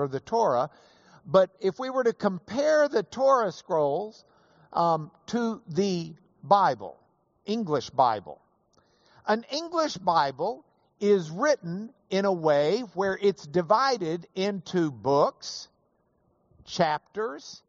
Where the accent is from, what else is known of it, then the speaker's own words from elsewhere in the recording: Lubbock, Texas, United States; I was from Lubbock